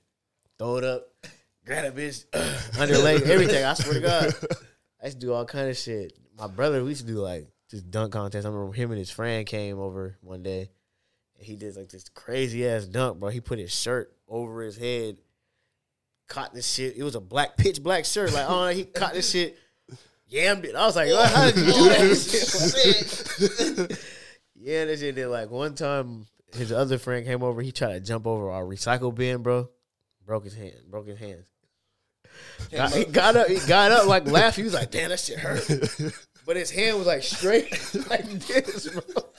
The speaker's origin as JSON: {"language": "English", "town": "Seattle", "region": "Washington", "country": "United States", "tie": "born or raised there", "said": "Playing basketball every day, bro. Like, in my neighborhood, bro, there was like kids and shit."}